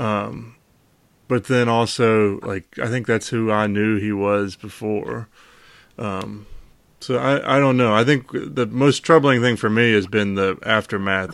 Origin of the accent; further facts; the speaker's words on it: Charlottesville, Virginia, United States; growing up in Charlottesville